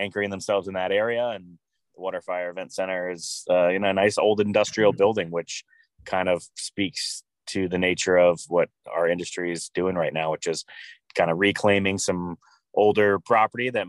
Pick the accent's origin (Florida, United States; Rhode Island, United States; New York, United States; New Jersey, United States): Rhode Island, United States; Newport; my hometown, Newport